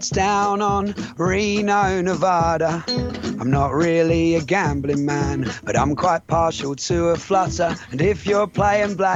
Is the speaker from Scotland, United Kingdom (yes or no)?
no; East of England, United Kingdom; He can't quite place my accent and he asks asks me where I'm from. Like many before, he thinks that I'm Australian. I tell him I'm from England, from Essex to be precise.